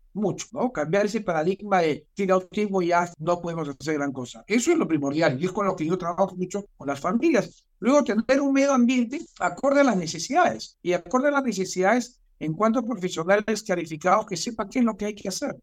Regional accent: Peru

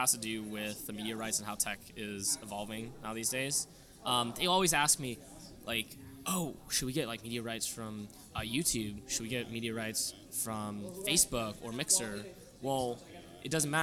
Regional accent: Pittsburgh, Pennsylvania, United States; I'm from Pittsburgh

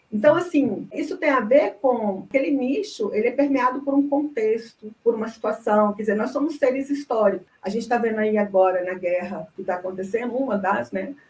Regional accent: Goiânia, Goiás, Brazil; moved away as an adult; now in Brasília, Brazil; eu sou de Goiânia, mas eu mudei para Brasília já há muito tempo. Vim para Brasília para fazer uma pós-graduação

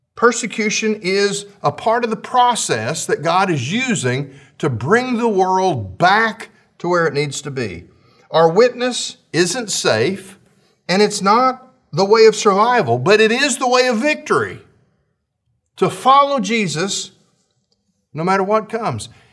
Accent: United States; as American citizens

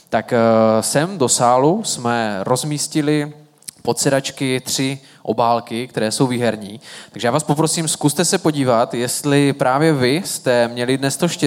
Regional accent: Uherské Hradiště, Zlín Region, Czechia; Ne, já jsem z Uherského hradiště, od Zlína.

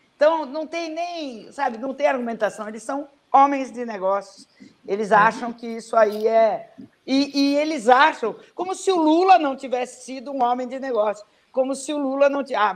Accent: Brazil; caí aqui no Brasil, nasci aqui

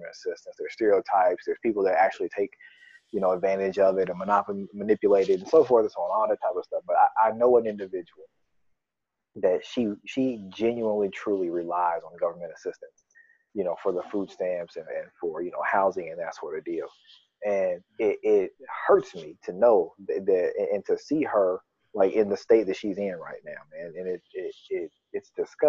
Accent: United States; I'm an American person

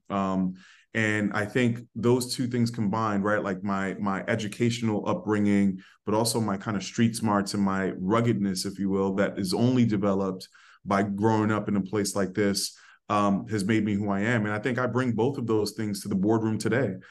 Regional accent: New York City, New York, United States; I was raised in the Bronx

